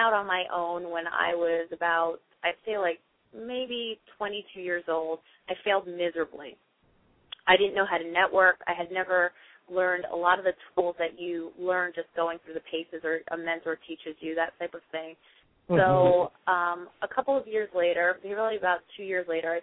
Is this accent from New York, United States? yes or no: yes; New York City, New York, United States; now in Montclair, United States; I currently reside in Montclair, New Jersey, but I was born in Queens, New York, so I haven't gone that far from my beginnings.